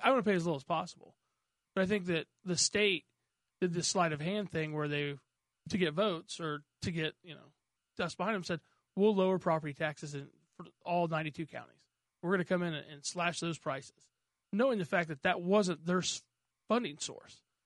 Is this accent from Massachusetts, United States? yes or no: no; Mooreland, Indiana, United States; I didn't grow up down there. I grew up in Moreland.